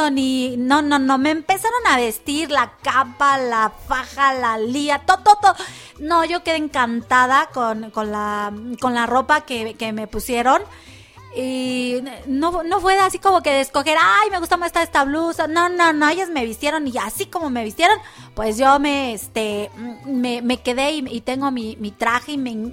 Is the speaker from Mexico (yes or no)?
yes; Mexico; De Francia y estamos muy orgullosos de él y, y como mexicanos pues tenemos que apoyar este proyecto